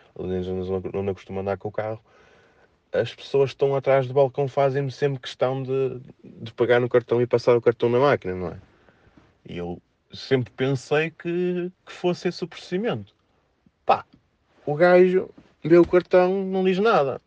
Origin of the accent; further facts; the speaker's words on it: Felgueiras, Norte, Portugal; accent: nortenho; Eu falei que era é de Felgueiras